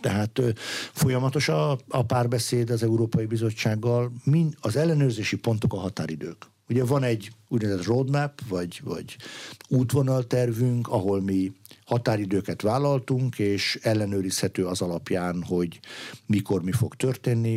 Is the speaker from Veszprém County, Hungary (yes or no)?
yes; Veszprém, Veszprém County, Hungary; én magam Veszprémi születésű gyerek vagyok